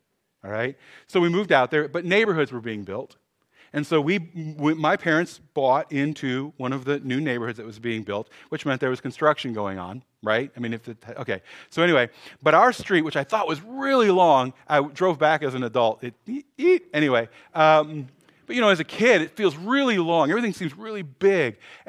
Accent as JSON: {"language": "English", "town": "Cleveland", "region": "Ohio", "country": "United States", "tie": "born or raised there", "said": "So when I was young, I grew up in Cleveland, Ohio."}